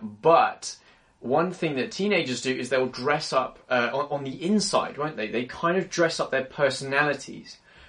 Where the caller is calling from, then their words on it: London, United Kingdom; I'm tuning in from London, England, and it's cold here.